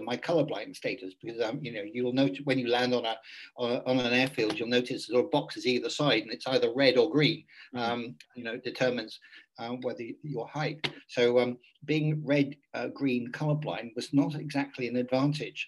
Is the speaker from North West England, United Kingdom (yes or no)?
no; Cornwall, South West England, United Kingdom; moved away; I was born in Cornwall in England